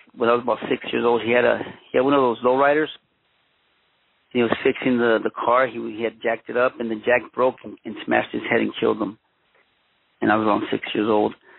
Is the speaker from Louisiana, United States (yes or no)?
no; Los Angeles, California, United States; also born or lived in Mexico / Huntington Park / Boyle Heights; I was born in Mexico, but I was uh, raised in Los Angeles, California. My parents came to the United States when I was uh, one year old.